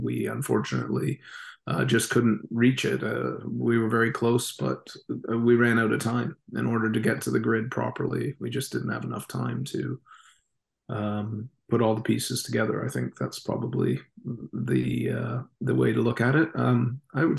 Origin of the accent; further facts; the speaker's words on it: Canada; as a Canadian